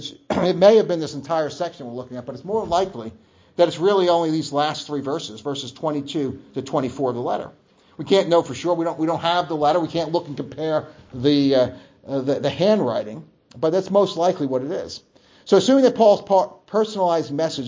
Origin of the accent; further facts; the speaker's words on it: New Jersey, United States; moved away; growing up in New Jersey